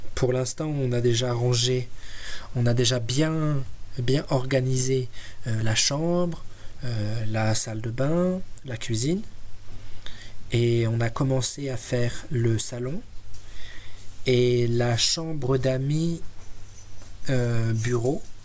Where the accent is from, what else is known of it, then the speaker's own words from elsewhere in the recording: France; now in Sweden; je suis français